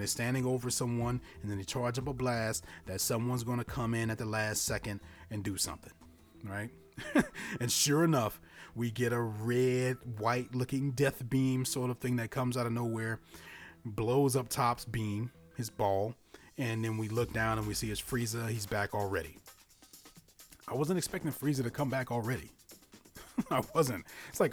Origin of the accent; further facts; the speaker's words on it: Louisiana, United States; I'm from Louisiana. I also went to LSU